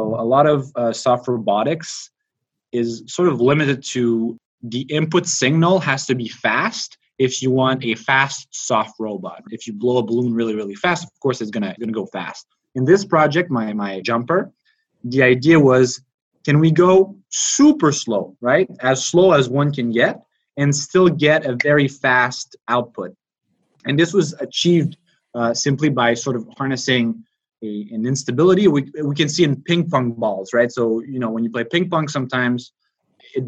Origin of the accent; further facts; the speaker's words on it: Montreal, Quebec, Canada; moved away; I'm from Montreal, Canada.